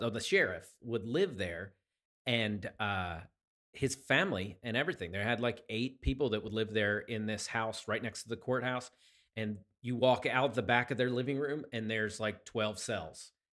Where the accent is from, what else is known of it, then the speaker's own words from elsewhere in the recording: Chester County, Pennsylvania, United States; moved away as an adult; also born or lived in Hot Springs, Arkansas / Cape Girardeau, Missouri / Savannah, Georgia / LaGrange, Georgia; now in Clarksburg, United States; I was born in Pennsylvania, uh, in, uh, Chester County Community Hospital